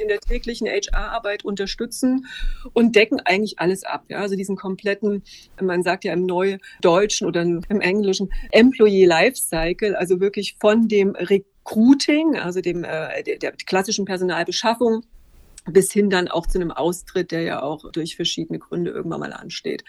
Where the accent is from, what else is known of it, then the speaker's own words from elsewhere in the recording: Erfurt, Thuringia, Germany; moved away as an adult; wieder zurück in meine alte Heimat Erfurt gegangen